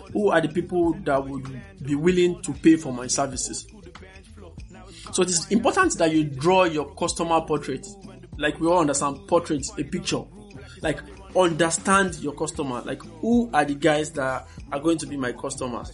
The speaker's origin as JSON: {"language": "English", "town": "Kaduna", "region": "Kaduna State", "country": "Nigeria", "tie": "born or raised there", "said": "I grew up in Kaduna"}